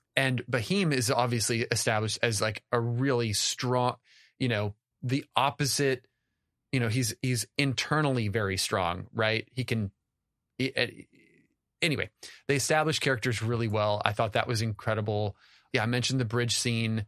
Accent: United States; as an American

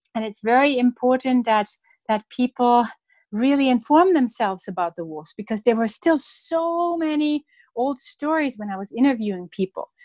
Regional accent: Germany; moved away; when I was a child growing up in Germany

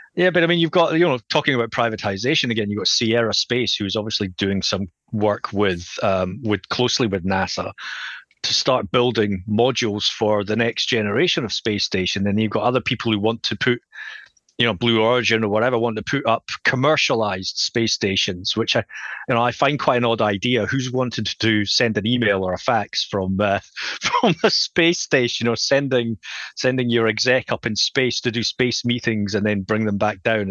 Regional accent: Scotland, United Kingdom; accent: Scottish; if you can tell from my accent, I'm from Scotland

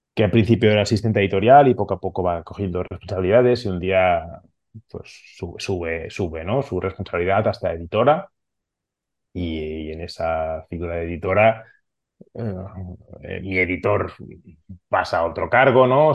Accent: Barcelona, Catalonia, Spain; first language Catalan; Spanish is a second language; soy catalano hablante, soy de Barcelona, mi familia somos catalanes y hablamos en catalán

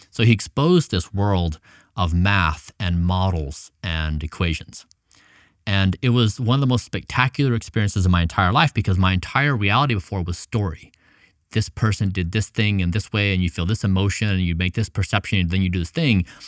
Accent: United States; also born or lived in Ecuador; I had come from this middle-class family in the United States

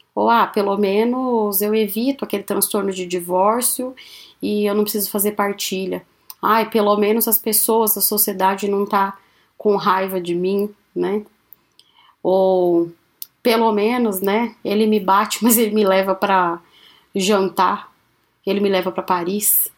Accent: São Paulo, Brazil; now in Maringá, Brazil; Sou paulistana

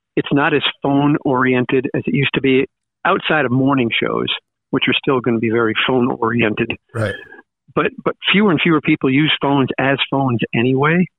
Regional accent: Long Island, New York, United States; moved away as an adult; also born or lived in Cortland, New York / Syracuse, New York; I grew up in Long Island

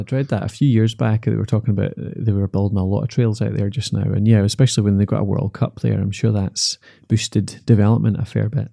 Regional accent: Dumfries, Scotland, United Kingdom; moved away; I'm from Dumfries originally

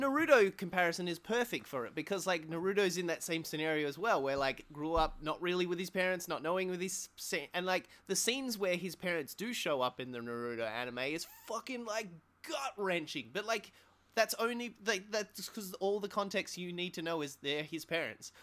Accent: Australia; as an Australian

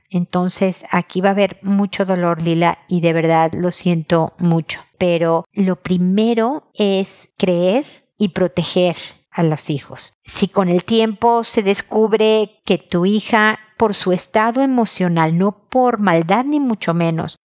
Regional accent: Mexico; moved away as an adult; also born or lived in Houston / San Diego; now in Chile; soy mexicana, vivo en Chile

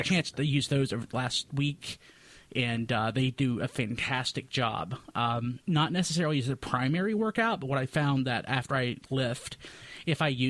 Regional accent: the South, United States; I grew up in the South

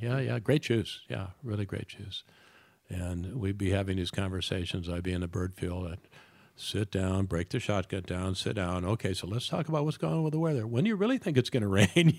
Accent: Detroit, Michigan, United States; moved away; I'm a kid from Detroit

